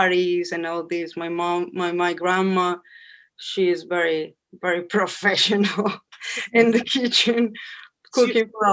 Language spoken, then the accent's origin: English; Colombia; English is a second language; moved away as an adult; now in New York City, United States; I'm from Colombia.